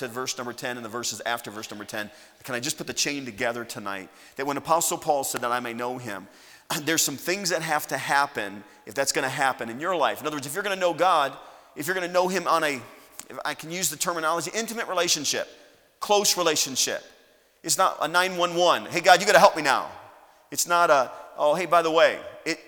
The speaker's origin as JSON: {"language": "English", "country": "United States", "said": "I'm an American."}